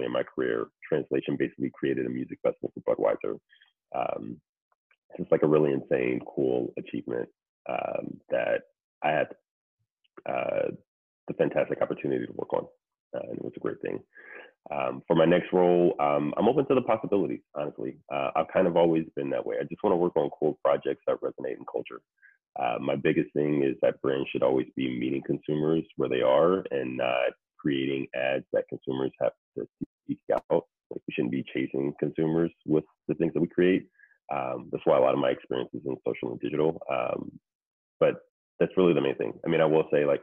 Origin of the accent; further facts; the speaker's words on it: Ohio, United States; moved away as an adult; also born or lived in Syracuse, New York; now in New York City, United States; I'm originally from Ohio